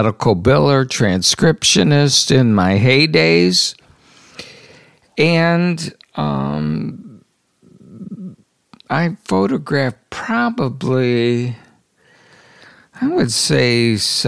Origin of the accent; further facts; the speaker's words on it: South Haven, Michigan, United States; moved away as an adult; also born or lived in Yucca Valley, California; now in Stockton, United States; I grew up in South Haven, Michigan